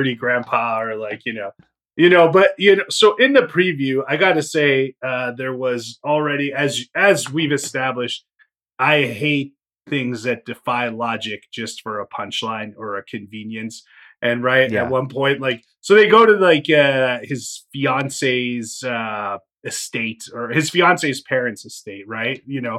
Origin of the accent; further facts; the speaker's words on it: Illinois, United States; I grew up in Illinois.